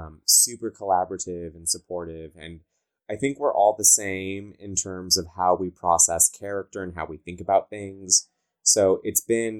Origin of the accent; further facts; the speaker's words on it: Southern California, United States; accent: Valley girl; I talk like a Valley girl. I'm from Southern California.